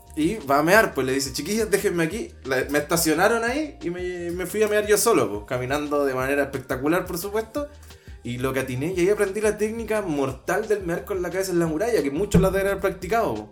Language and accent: Spanish; Maipú, Santiago Metropolitan Region, Chile; yo soy de Maipú, entonces y casi todo era campo